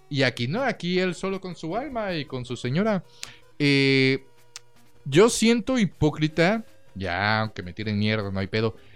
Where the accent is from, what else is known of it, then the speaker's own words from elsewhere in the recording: Mexico; como mexicanos no